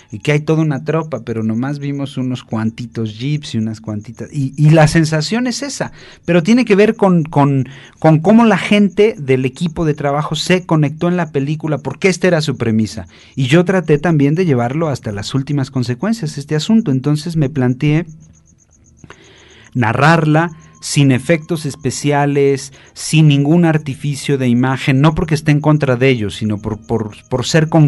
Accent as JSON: {"language": "Spanish", "country": "Mexico", "said": "Porque es mexicana y nosotros somos mexicanos"}